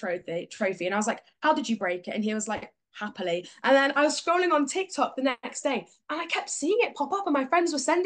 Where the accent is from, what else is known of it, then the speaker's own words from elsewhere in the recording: Sheffield, Yorkshire and the Humber, United Kingdom; I'm from Sheffield